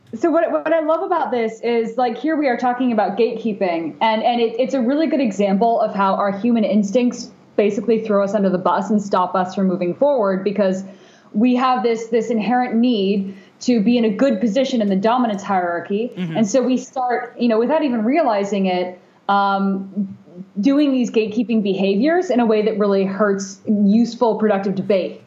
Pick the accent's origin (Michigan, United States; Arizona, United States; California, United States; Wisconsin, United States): California, United States; Bay Area; also born or lived in Japan; growing up in the Bay Area